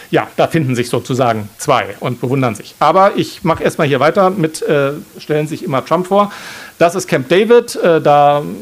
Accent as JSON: {"language": "German", "region": "Baden-Württemberg", "country": "Germany", "said": "da, wo ich herkomme, im Schwarzwald, muss man das Ei auf den Löffel legen und ins Ziel tragen."}